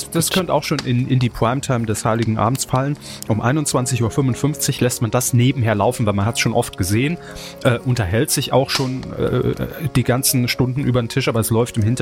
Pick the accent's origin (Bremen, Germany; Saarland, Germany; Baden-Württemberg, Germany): Saarland, Germany; moved away; Natürlich ist es unsere Pflicht als Saarländer im Exil, euch darauf aufmerksam zu machen